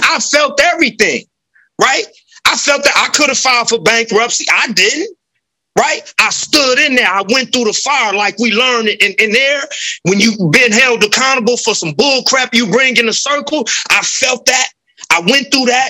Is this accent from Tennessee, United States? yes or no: no; Los Angeles, California, United States; moved away; I grew up in South